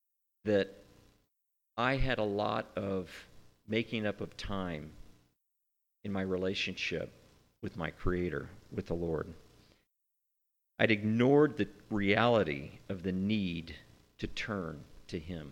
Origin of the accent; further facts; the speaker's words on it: United States; as an American